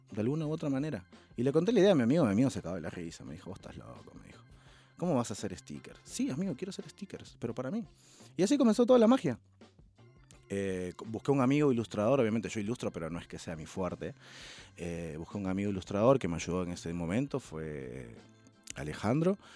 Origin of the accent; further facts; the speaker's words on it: Peru; now in Buenos Aires, Argentina; Cuando me vine de Perú a Buenos Aires dejé muchas zapatillas. Eh, en Perú. Y nada, me vine acá y comencé de nuevo toda la colección.